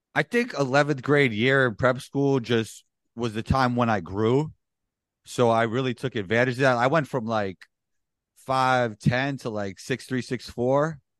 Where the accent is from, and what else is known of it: New York City, New York, United States; born or raised there